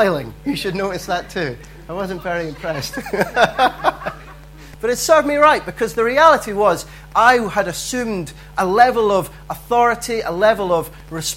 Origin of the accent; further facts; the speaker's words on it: Dundee, Scotland, United Kingdom; I grew up in Dundee